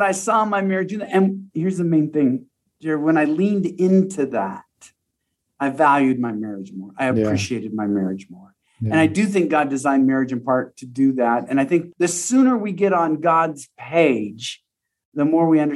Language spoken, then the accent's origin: English; Pacific Northwest, Washington, United States; moved away as an adult; also born or lived in Texas; now in Colorado, United States; I grew up in the Pacific Northwest, just spent a decade in Texas, and very recently just moved to Colorado